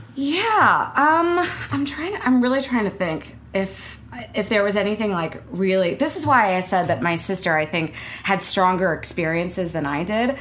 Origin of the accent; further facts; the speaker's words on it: Beverly, Massachusetts, United States; now in New York, United States; I was born in Beverly